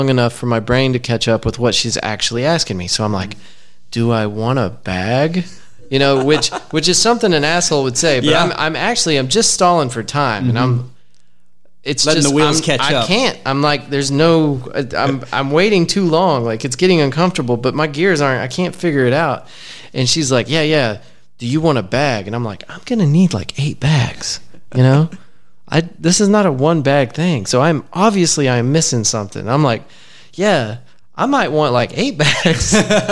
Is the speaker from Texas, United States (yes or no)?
yes; West Texas, United States; moved away; part of my DNA from West Texas